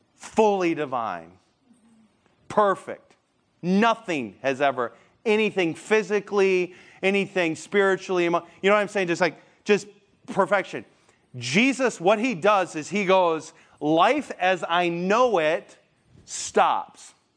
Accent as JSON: {"language": "English", "region": "Michigan", "country": "United States", "said": "I'm from Michigan, like, every, there's lakes everywhere"}